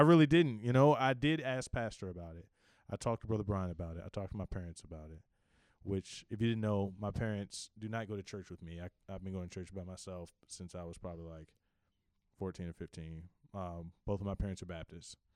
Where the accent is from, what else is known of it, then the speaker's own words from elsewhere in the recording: Richmond, Virginia, United States; I am from Richmond, Virginia, born and raised all my life.